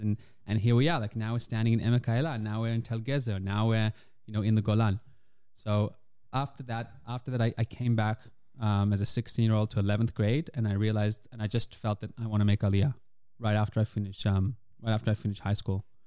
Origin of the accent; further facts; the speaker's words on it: Australia; moved away as an adult; now in Israel; Came to Israel when I was eighteen from Australia. Uh, grew up there in the Jewish community